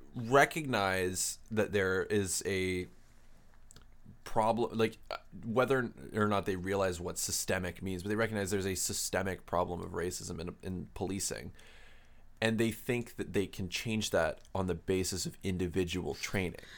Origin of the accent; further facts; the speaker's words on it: Canada; we're Canadian, um, s, university students